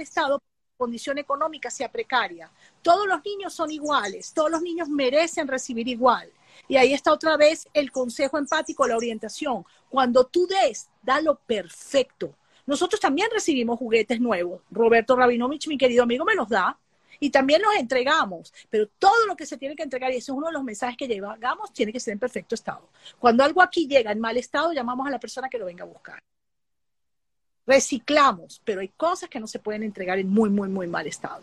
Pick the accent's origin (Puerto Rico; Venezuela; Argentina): Venezuela; estoy en mi país